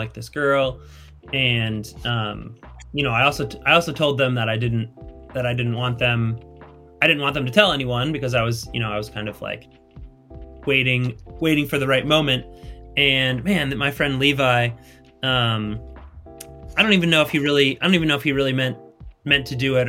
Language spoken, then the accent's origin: English; Chicago, Illinois, United States; moved away; also born or lived in Indianapolis; I was from Chicago area